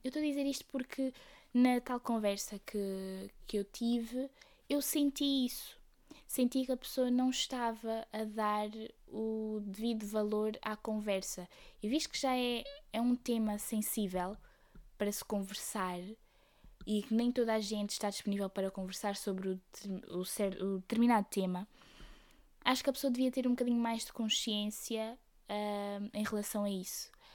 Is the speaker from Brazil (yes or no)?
no; Aveiro, Centro, Portugal; eu sou da Aveiro